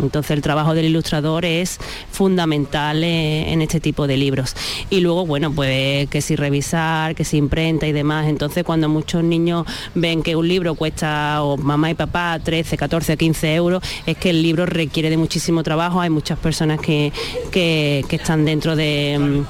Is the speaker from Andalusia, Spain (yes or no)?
yes; Valencina de la Concepción, Andalusia, Spain; de mi pueblo de Valencina